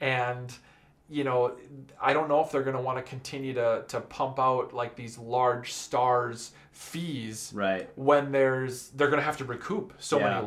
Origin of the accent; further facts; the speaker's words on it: Minnesota, United States; moved away as an adult; We're both from Minnesota